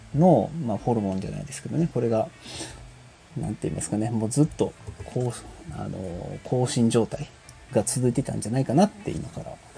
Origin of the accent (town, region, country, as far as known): Kansai, Japan